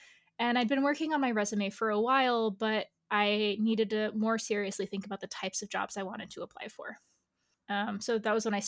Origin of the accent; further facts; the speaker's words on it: Brazil; born there; also born or lived in Angola; the Portuguese, where I was born in Brazil, does something different than in Angola when I lived there.